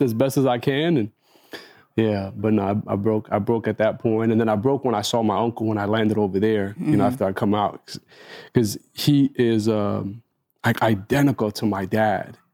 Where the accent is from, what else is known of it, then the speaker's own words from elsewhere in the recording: Egypt; moved away; I entered Egypt, which was kind of threw me off, because it's like, oh, this is my home country